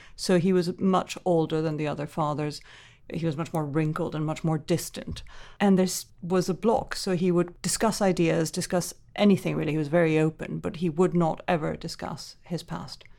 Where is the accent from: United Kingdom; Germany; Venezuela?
Venezuela; Caracas; I grew up in the Venezuela of the seventies and eighties